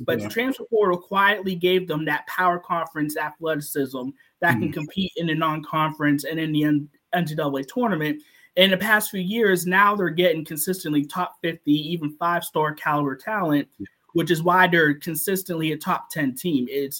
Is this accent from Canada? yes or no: no; Pittsburgh, Pennsylvania, United States; I'm from the Pittsburgh area and been a Panthers fan my whole life.